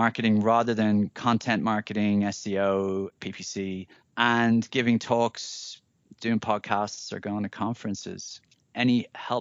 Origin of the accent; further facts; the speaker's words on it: Ireland; moved away; I'm a recent returnee to my home country of Ireland